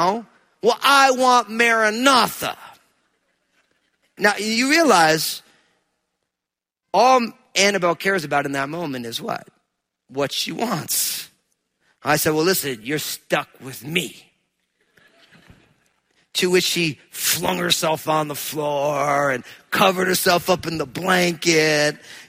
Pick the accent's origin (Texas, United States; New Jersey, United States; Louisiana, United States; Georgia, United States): New Jersey, United States; I'm from New Jersey